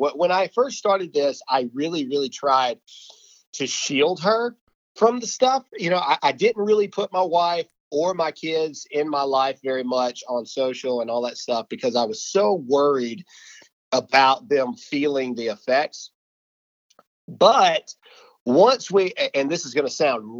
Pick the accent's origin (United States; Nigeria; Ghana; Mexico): United States; Mississippi; I'm from Mississippi. I'm still in Mississippi